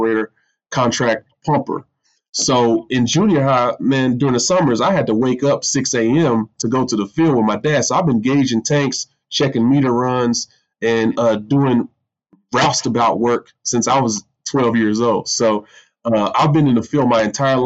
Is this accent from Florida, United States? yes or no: no; Midland, Texas, United States; born and raised in Midland, Texas, which is oil and gas country, Permian Basin